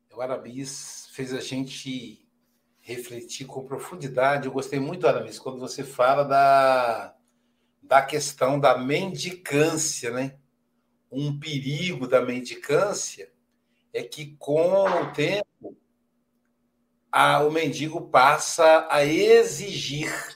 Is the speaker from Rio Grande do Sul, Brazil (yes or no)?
no; Minas Gerais, Brazil; nós somos mineiro